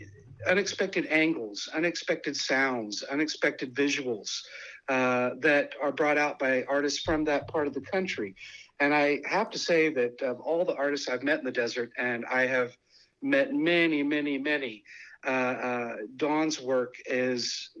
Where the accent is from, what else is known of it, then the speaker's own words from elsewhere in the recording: Midwest, United States; being a Midwesterner coming from a area of seasons, there were things that I didn't like about the desert and things that I did like about the desert.